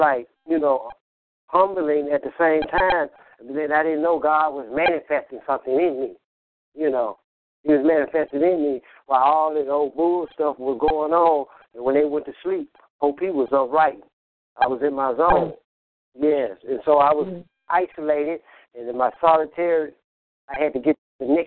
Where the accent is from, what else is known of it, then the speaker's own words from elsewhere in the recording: Memphis, Tennessee, United States; accent: southern; also born or lived in Illinois; I was born in Illinois, Illinois. I've been living in Memphis for 40 years